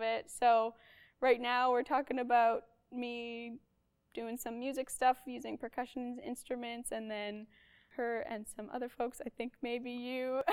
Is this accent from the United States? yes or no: no; Arborg, Manitoba, Canada; now in Winnipeg, Canada; I'm from Arborg, Manitoba. Grew up there until age 18 when I moved to Winnipeg